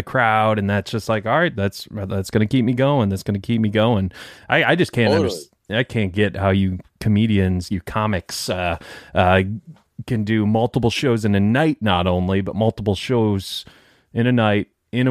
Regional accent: Detroit, Michigan, United States; I'm from Detroit

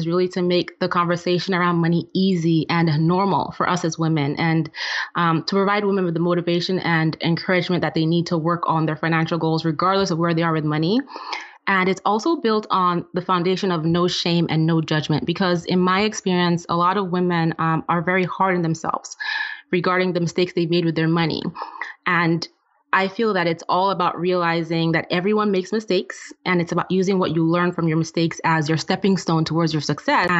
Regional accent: Nigeria; moved away; I'm originally from Nigeria, and I grew up in a family where my dad was the breadwinner

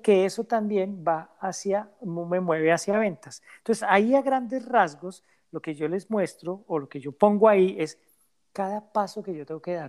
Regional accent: Colombia; now in Canada; Colombia, que es mi país de origen

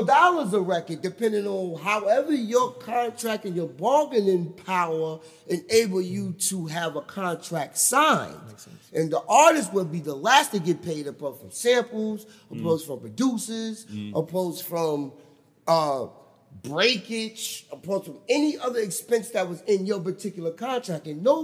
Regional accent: Charleston, South Carolina, United States; I'm from Charleston, South Carolina.

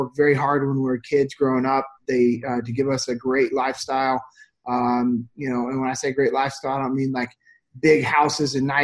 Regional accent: Sacramento, California, United States; moved away; originally I'm from Sacramento, California.

